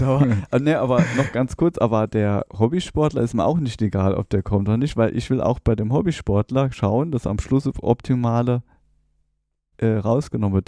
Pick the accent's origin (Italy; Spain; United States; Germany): Germany; near Trier, Rhineland-Palatinate; moved away as an adult; also born or lived in Saarbrücken; now in Rhein-Main area, Germany; ich komme aus der Nähe von Trier, bin dann nach Saarbrücken gegangen